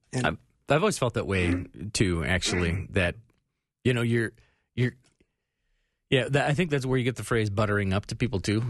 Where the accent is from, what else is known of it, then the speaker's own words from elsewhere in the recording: Phoenix, Arizona, United States; I grew up in Phoenix in the eighties.